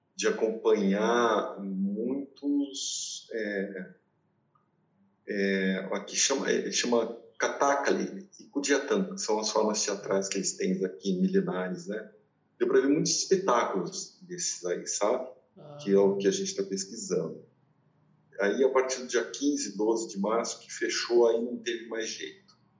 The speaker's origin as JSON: {"language": "Portuguese", "town": "Mirassol", "region": "São Paulo", "country": "Brazil", "tie": "born or raised there", "moved": "yes", "said": "quando eu era criança em Mirassol"}